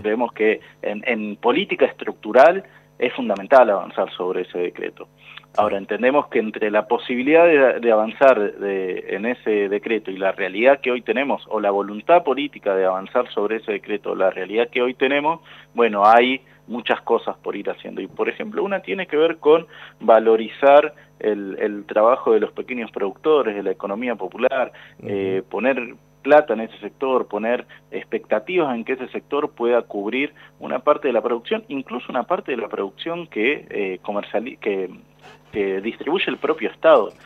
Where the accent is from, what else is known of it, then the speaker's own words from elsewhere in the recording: Lanús, Buenos Aires Province, Argentina; yo soy de Lanús